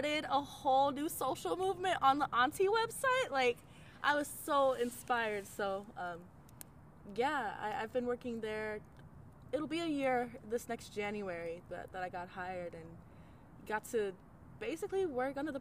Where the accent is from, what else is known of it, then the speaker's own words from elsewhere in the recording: Tempe, Arizona, United States; moved away as an adult; also born or lived in Flagstaff, Arizona; now in Washington, D.C., United States; I grew up in central Arizona, or more like in Tempe, and then went to college up in Flagstaff